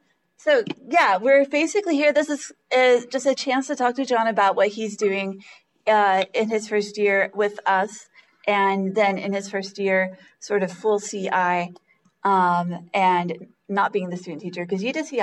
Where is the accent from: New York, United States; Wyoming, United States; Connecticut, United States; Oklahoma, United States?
Oklahoma, United States; moved away; I came from Oklahoma, and my high school was one of the middle to lower sized ones. So we had 900 people in my high school total.